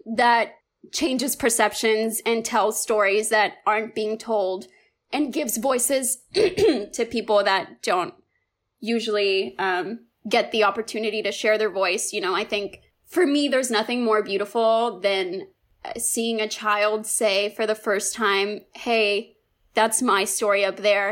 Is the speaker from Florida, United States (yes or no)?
yes; Miami, Florida, United States; born or raised there; also born or lived in Cuba